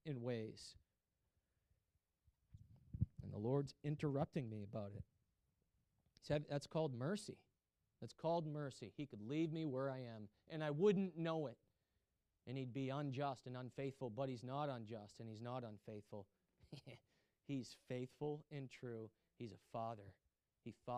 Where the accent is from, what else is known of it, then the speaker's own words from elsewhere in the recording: United States; I'm really American.